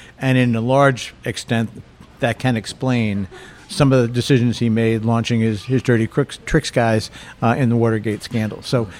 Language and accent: English; New York, United States; moved away; also born or lived in Boston; I'm a New Yorker.